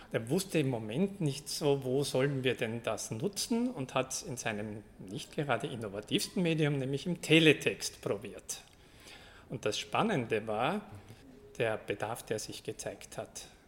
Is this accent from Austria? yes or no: yes; Austria; accent: Austrian; ich komme aus Österreich, wie man an meiner Sprache wahrscheinlich hört